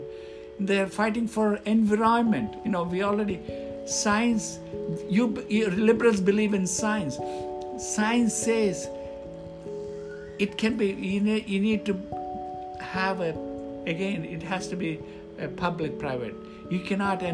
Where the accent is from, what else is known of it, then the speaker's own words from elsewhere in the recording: India; now in United States; I come from India